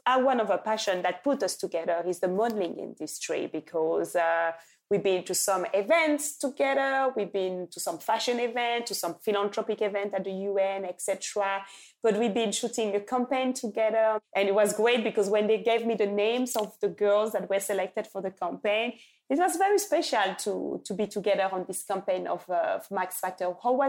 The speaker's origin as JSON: {"language": "English", "town": "Lubumbashi", "region": "Haut-Katanga", "country": "DR Congo", "tie": "born or raised there", "said": "when I went to Lubumbashi in my hometown where I was born in Congo, they told me"}